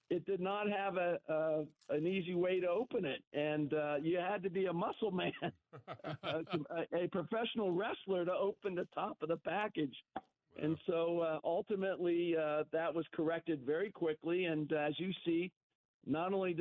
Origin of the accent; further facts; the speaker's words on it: Cincinnati, Ohio, United States; now in Southern California, United States; the kids that I grew up with in Cincinnati